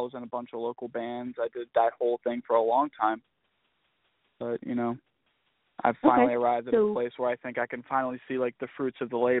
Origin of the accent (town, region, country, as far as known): Georgia, United States; born or raised there; also born or lived in Florida